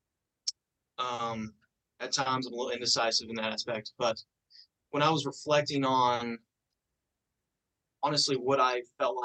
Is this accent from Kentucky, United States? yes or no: yes; Grayson, Kentucky, United States; I am from Grayson, Kentucky. I'm a local.